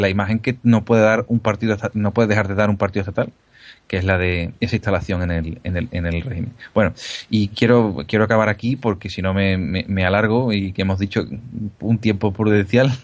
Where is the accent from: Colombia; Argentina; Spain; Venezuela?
Spain; somos españoles